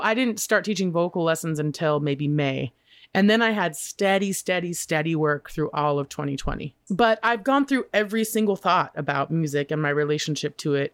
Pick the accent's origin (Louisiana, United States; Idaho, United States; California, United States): Idaho, United States; Boise; moved away; growing up in Boise